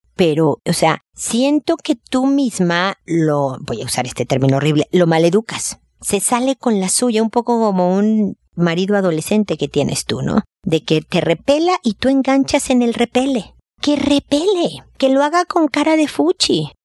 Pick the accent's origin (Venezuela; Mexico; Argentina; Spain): Mexico; como decimos en México